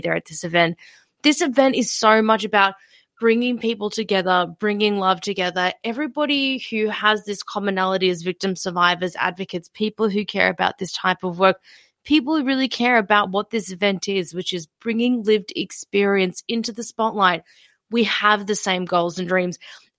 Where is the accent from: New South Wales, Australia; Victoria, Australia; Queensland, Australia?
Victoria, Australia; Melbourne; I'm from Melbourne.